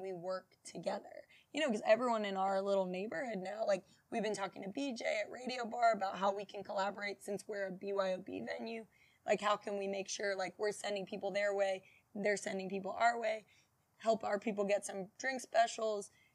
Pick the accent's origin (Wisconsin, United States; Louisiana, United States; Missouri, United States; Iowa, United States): Louisiana, United States; Baton Rouge; also born or lived in Houston; I grew up around, like, a couple blocks up from where our location is